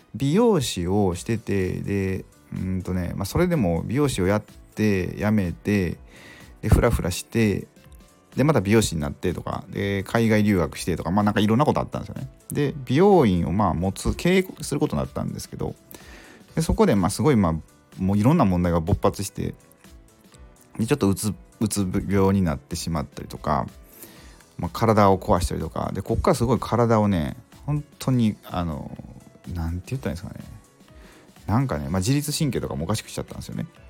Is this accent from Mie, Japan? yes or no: yes; Mie, Japan; also born or lived in Nagoya; 生まれは、まあ、名古屋とか、で、三重県で育って